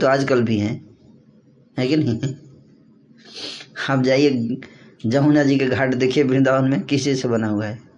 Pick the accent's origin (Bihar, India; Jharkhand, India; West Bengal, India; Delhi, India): Bihar, India; Buxar; विश्वामित्र जी का आश्रम था बक्सर में जहाँ मेरा होम टाउन है